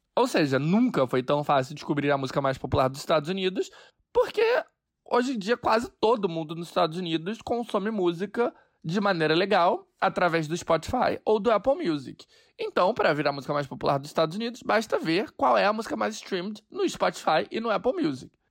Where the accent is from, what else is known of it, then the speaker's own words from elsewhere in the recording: Brazil; now in New York, United States; eu sou brasileiro